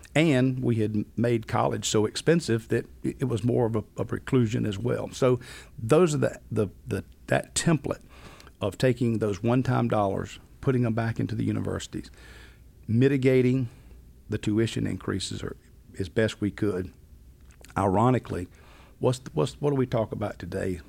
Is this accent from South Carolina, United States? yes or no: yes; Rock Hill, South Carolina, United States; born and raised in Rock Hill, South Carolina